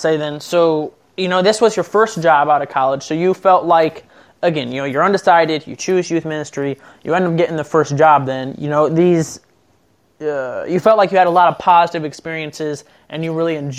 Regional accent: Pettisville, Ohio, United States; now in Findlay, United States; being from Pettisville.

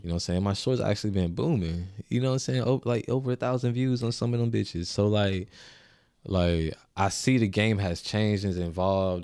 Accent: Augusta, Georgia, United States; I came from Augusta. You know what I'm saying? I represented Augusta. You know what I'm saying? That's not where I was born

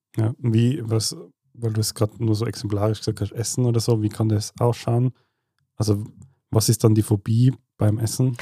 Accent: Tyrol, Austria; wir Tiroler

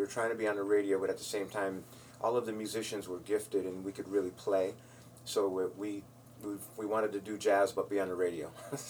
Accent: Springfield, Massachusetts, United States; I was born in Springfield, grew up here in Springfield.

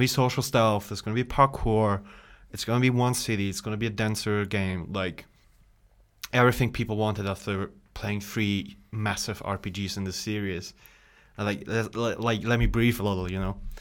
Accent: Bosnia & Herzegovina; moved away; I'm originally from Bosnia Herzegovina

